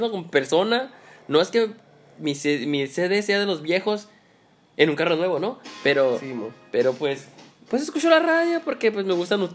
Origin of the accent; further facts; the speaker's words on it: Tijuana, Baja California, Mexico; nací en Tijuana.